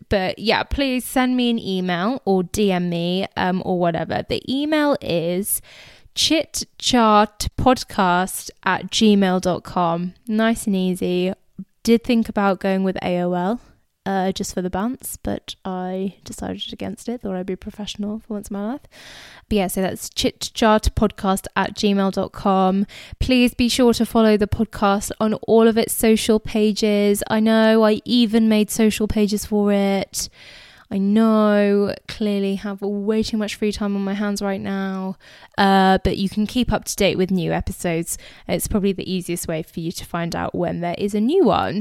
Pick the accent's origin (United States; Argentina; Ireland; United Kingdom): United Kingdom; England; I was born and raised in England, but I am of Indian heritage